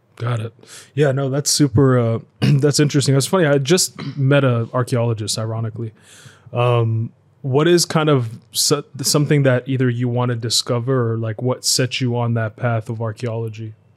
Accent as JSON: {"language": "English", "country": "United States", "tie": "born or raised there", "said": "I grew up mainly in America"}